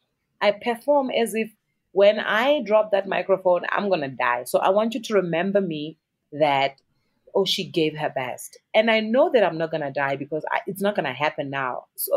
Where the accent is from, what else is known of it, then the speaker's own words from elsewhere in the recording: South Africa; It's confidence in who you are as a South African artist. The power, our sound, not even our music, our sound, our colors of the clothing, the food we eat, our language, you know.